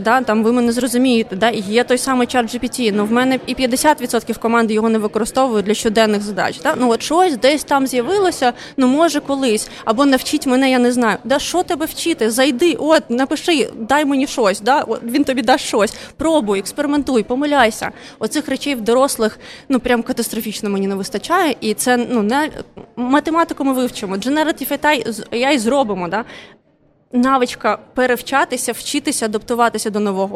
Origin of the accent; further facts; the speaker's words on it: Odesa, Odesa Oblast, Ukraine; first language Russian; Ukrainian is a second language; Я сама з Одеси